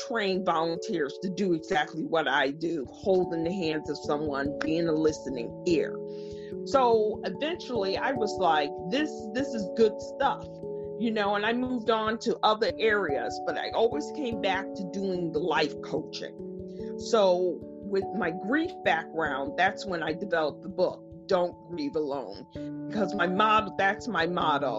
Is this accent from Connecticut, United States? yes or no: yes; Stamford, Connecticut, United States; I'm from Stamford, Connecticut, which is about 40 minutes out of New York City.